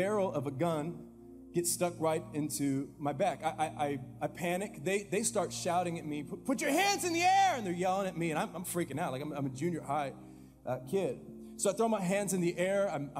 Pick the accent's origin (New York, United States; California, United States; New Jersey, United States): California, United States; Fresno; I grew up here in Fresno